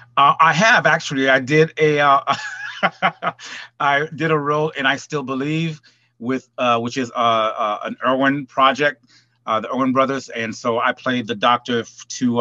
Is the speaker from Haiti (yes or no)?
yes; Port-au-Prince, Ouest, Haiti; also born or lived in California / Hollywood; now in Atlanta, United States; I'm originally from Port-au-Prince, Haiti.